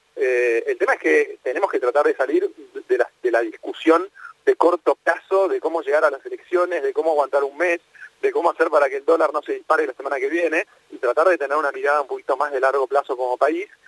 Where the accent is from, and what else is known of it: Argentina